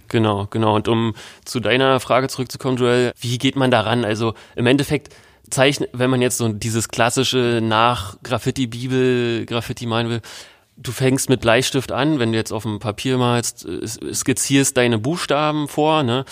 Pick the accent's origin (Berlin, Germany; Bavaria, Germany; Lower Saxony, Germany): Berlin, Germany; in Berlin wenn man in den 90ern groß geworden ist wie ich